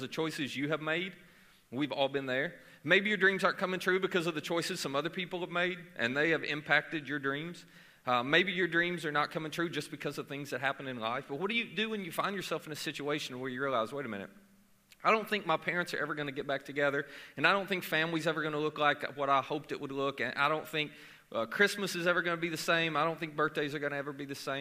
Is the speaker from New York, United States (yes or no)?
no; Murray, Kentucky, United States; I am from Murray, Kentucky